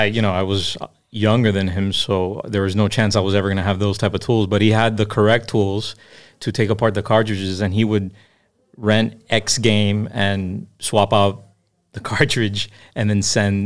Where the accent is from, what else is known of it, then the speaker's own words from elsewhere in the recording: Miami, Florida, United States; born and raised in Miami, Jackson Memorial, to be exact, 1983.